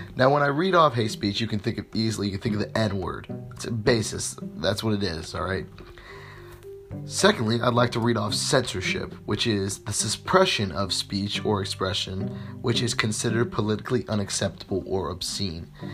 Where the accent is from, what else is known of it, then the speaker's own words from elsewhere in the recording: United States; my rights as an American